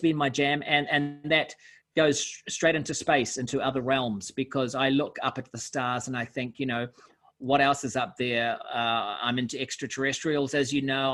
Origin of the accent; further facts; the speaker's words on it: Auckland, New Zealand; I'm from Auckland.